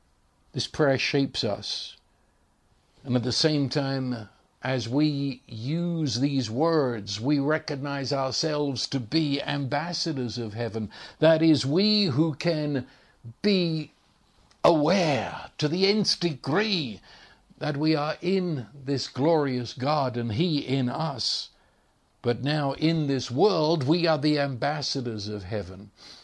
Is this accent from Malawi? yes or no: no; England, United Kingdom; now in United States; of course, I was raised speaking English, and I know you listen to my accent and you immediately say that you're English. I know that. But the truth is, when I go back to England, they think I'm an American